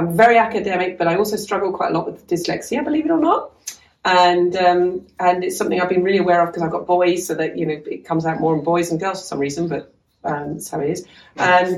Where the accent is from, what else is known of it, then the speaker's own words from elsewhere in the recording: Suffolk, East of England, United Kingdom; moved away; I come from Suffolk originally